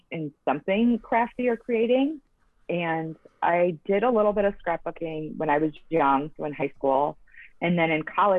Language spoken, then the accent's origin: English; Michigan, United States; now in Huntington Beach, United States; I am originally from Michigan, just like Kristen, and I now live in Huntington Beach, California